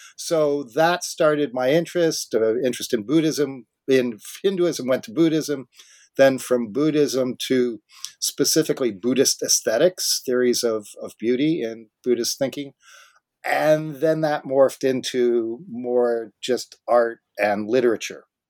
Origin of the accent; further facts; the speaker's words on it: Southern California, United States; now in Vancouver, Canada; I grew up in Southern California